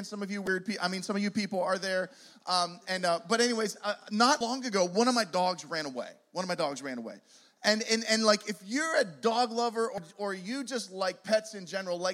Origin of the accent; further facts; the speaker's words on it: Pittsburgh, Pennsylvania, United States; now in Poconos, United States; We are originally from Pittsburgh